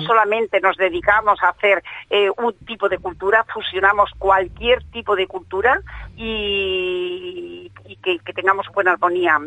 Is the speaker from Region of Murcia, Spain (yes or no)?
no; Seville, Andalusia, Spain; now in Catalonia, Spain; cuando llego a mi tierra, yo soy de Sevilla